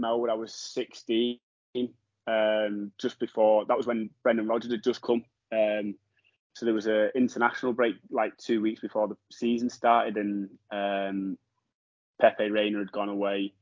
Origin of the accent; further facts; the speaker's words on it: Cumbria, North West England, United Kingdom; also born or lived in Yorkshire / Liverpool; I was born in Yorkshire. I moved up to Cumbria when I was 7